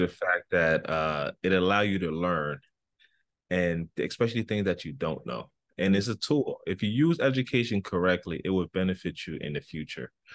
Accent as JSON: {"language": "English", "country": "United States", "tie": "born or raised there", "also_born_or_lived": "Libya", "lives_now": "New York, United States", "said": "I came to the United States in nineteen ninety when I was f, about five years old. And I started from first grade up until now"}